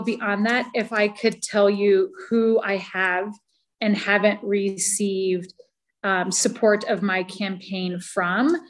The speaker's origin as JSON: {"language": "English", "town": "Vail", "region": "Colorado", "country": "United States", "tie": "born or raised there", "said": "my hometown"}